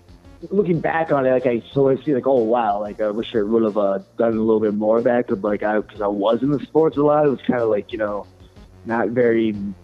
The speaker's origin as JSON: {"language": "English", "town": "Crystal Falls", "region": "Michigan", "country": "United States", "tie": "born or raised there", "said": "My hometown is Crystal Falls."}